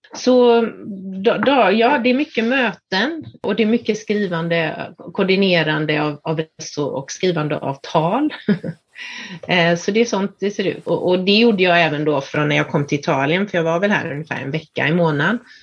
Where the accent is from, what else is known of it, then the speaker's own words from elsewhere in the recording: Sweden; moved away as an adult; jag är hemma i Sverige